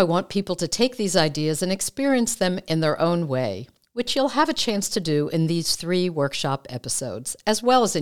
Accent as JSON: {"language": "English", "country": "United States", "said": "We're American osteopathic physicians"}